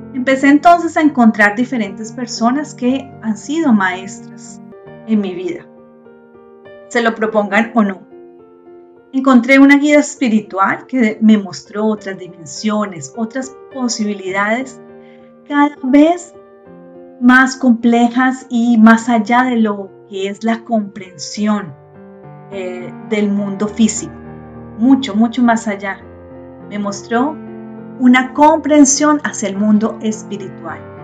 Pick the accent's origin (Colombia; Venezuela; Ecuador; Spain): Colombia; Yo nací en Colombia, en una familia católica, estudié en colegio católico